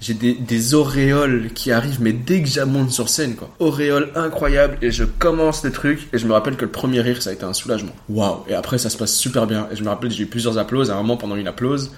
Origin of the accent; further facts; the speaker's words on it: Ixelles, Brussels-Capital Region, Belgium; Je suis né à XL, représente le 1050, euh, en 1995